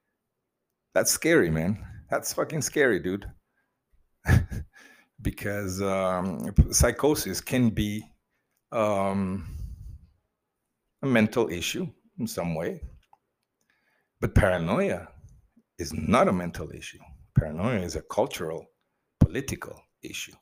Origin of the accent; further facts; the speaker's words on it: Mozambique; I grew up in Mozambique in the communist years